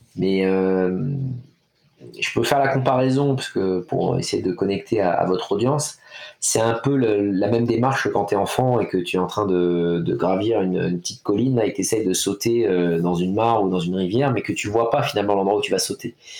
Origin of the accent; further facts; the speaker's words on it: France; chez nous en France